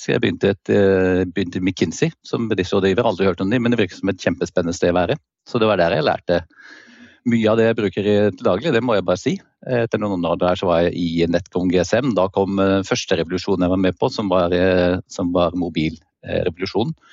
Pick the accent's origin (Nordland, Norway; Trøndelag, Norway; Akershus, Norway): Nordland, Norway; Andenes; also born or lived in Stavanger / Trondheim; Jeg kan starte med å si at jeg er en forsvarsunge. så jeg vokste opp på Andenes helt nord i Vesterålen, selv om det ikke høres sånn ut. Og jeg er født i Stavanger.